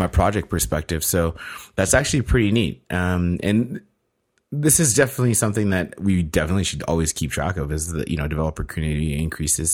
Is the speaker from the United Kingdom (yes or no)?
no; Canada; being Canadian